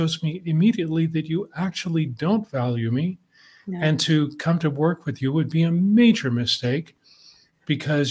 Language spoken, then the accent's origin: English; Canada; I'm Canadian